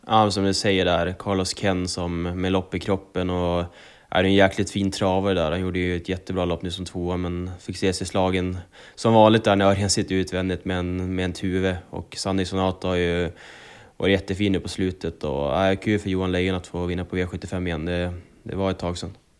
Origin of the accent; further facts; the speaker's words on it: Sundsvall, Västernorrland County, Sweden; Bergsåker som är lite mer min hemtrakt